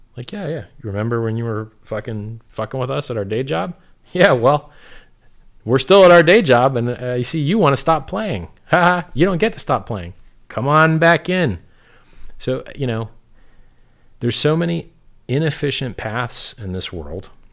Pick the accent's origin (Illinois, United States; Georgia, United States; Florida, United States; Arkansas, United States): Florida, United States; South; I'm from South Florida